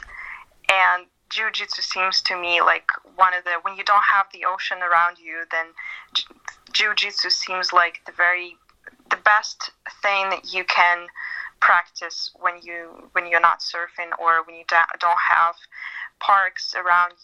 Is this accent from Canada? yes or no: no; Siberia, Russia